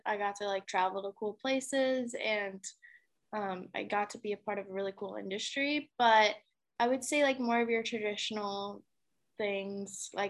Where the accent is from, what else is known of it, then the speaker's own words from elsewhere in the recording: Illinois, United States; moved away; Yeah, I'm from Illinois originally, and a lot of people actually don't know that.